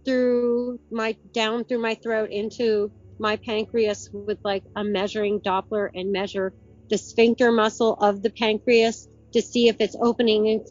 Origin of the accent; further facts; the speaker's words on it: Vermont, United States; I'm from Vermont